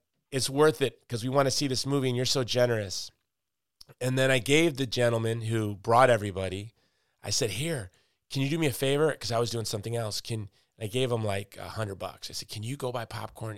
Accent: Chicago, Illinois, United States; I'm from Chicago, which is neighborhoods.

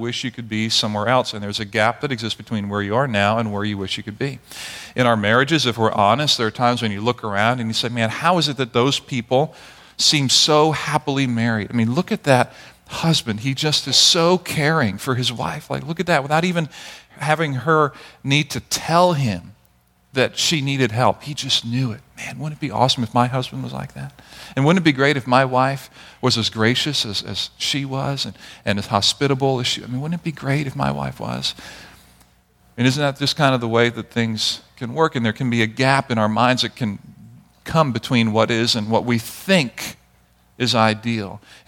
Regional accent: Barbados; also born or lived in Grenada; many of you knew that I grew up in Barbados and Grenada. I was born in Grenada, grew up in Barbados

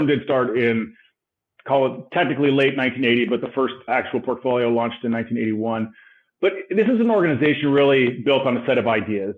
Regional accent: Los Angeles, California, United States; I was born and raised in Los Angeles. I'm a California

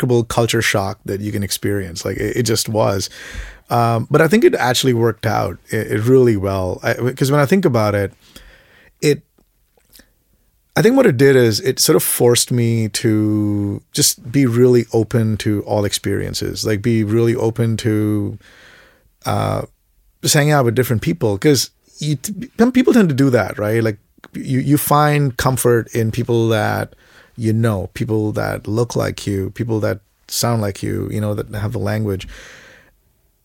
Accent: Mumbai, Maharashtra, India; moved away as an adult; also born or lived in Sudbury, Canada / Toronto, Canada; now in Canada; I grew up in Bombay

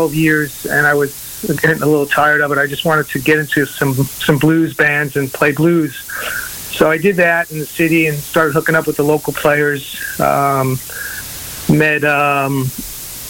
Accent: Merrick, New York, United States; moved away as an adult; also born or lived in East Village, New York City; now in Europe; I grew up on Long Island

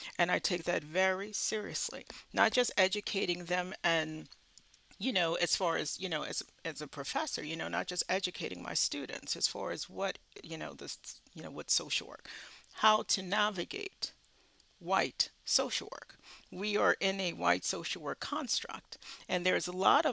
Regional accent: the South, United States; I'm from the South

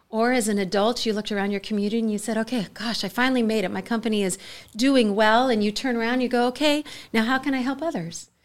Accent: United States; I grew up in the Mojave Desert, um, a very, uh, quiet, sort of low-income location

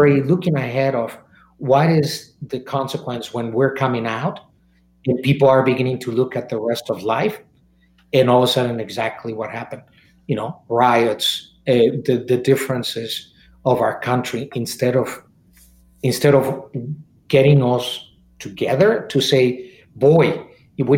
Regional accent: Mexico; moved away; I was born and raised in Mexico

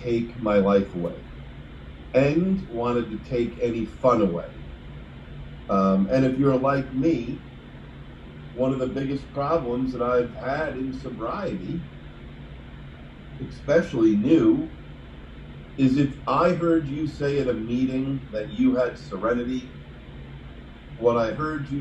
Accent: New York, United States; now in Alpharetta, Georgia, United States; I talk like most of you because I'm from New York

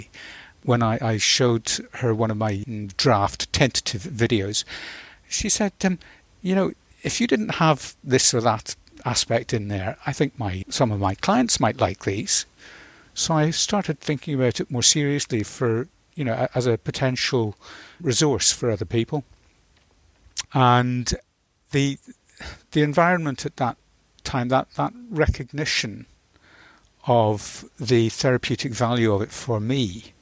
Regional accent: Northern Ireland, United Kingdom; moved away as an adult; also born or lived in Scotland; the Mourne Mountains in Northern Ireland, where I grew up. Although I was born in Scotland, we moved to Northern Ireland in 1964.

